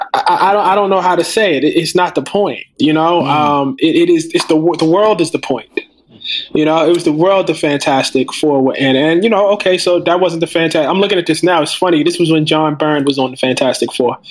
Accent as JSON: {"language": "English", "town": "Baltimore", "region": "Maryland", "country": "United States", "tie": "born or raised there", "said": "I'm from West Baltimore."}